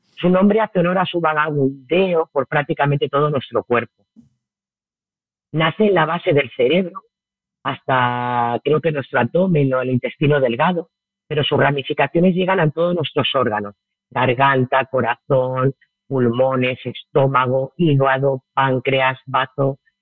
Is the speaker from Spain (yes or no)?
yes; Barcelona, Catalonia, Spain; moved away as an adult; also born or lived in Murcia; now in Bali, Indonesia; yo soy de Barcelona y me fui a vivir a, Murcia ya hace bastantes años